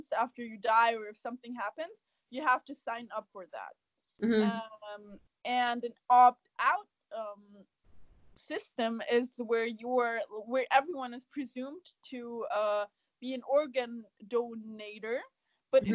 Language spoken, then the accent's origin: English; Germany; English is a second language; moved away; I was born and raised in Germany and lived there for half of my life